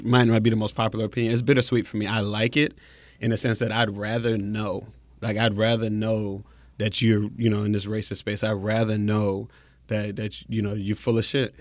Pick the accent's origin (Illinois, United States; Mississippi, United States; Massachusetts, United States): Mississippi, United States; moved away as an adult; also born or lived in Syracuse, New York; coming from Mississippi